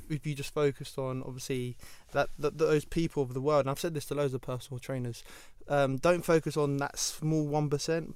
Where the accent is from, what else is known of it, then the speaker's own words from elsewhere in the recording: London, United Kingdom; I grew up in Ealing where Ealing was half posh